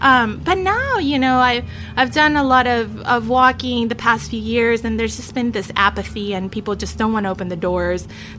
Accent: Chile; now in United States; Not how, you know, my parents and myself immigrated in this country. Like, we came from Chile

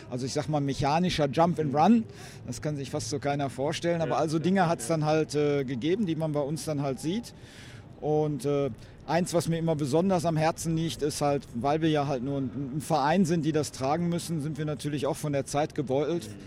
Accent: Emmerich, North Rhine-Westphalia, Germany; ich komme aus Emmerich

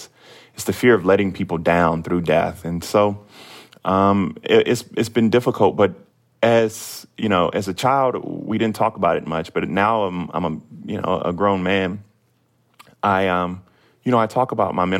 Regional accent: the South, United States; growing up in the South in the age of Donald Trump

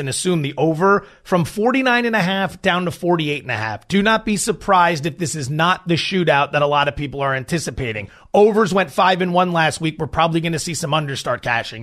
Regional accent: Allentown, Pennsylvania, United States; I'm from Allentown, P A, which is right in the middle of Philadelphia and New York City.

